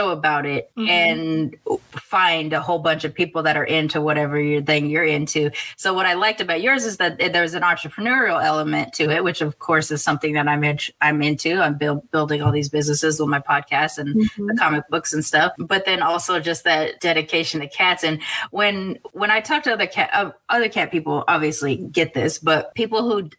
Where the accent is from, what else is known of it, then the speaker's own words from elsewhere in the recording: United States; I'm American, but both of my grandmothers are from other countries